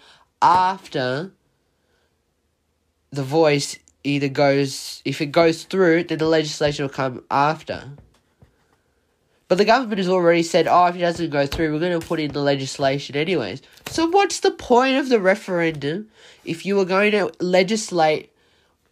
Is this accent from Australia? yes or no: yes; Australia; I'm an Australian